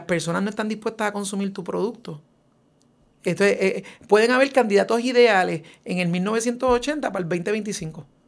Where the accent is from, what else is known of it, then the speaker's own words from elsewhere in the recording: Puerto Rico; nuestra puertorriqueñidad. Eh, y aunque soy un ciudadano americano